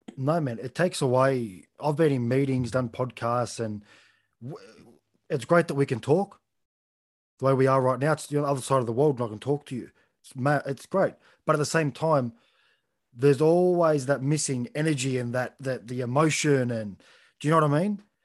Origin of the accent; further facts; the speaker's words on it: Australia; as an Australian